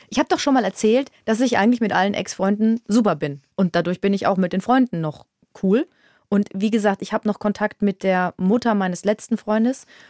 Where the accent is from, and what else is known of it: Würzburg, Bavaria, Germany; born or raised there